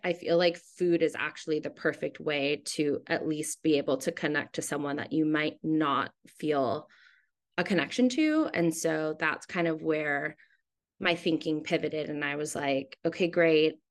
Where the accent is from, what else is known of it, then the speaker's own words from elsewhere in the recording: Hawaii, United States; moved away as an adult; also born or lived in Seattle, Washington, United States; now in New York, United States; I was born in Seattle, but I moved to Hawaii when I was nine years old.